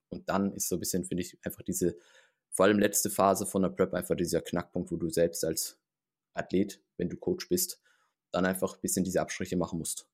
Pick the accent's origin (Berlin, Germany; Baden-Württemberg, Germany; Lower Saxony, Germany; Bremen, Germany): Baden-Württemberg, Germany; Heidelberg; moved away; ich komme ursprünglich aus dem Raum Heidelberg